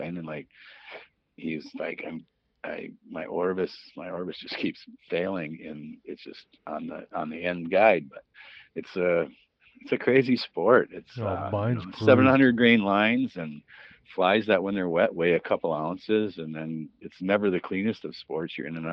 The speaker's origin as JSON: {"language": "English", "town": "Woodbury", "region": "Minnesota", "country": "United States", "tie": "born or raised there", "also_born_or_lived": "Green Bay, Wisconsin", "moved": "as an adult", "said": "I grew up over in Woodbury"}